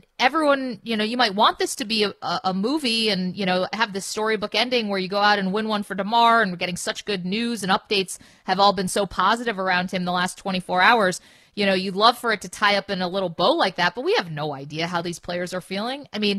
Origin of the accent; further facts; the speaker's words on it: Binghamton, New York, United States; He's in my hometown of Binghamton.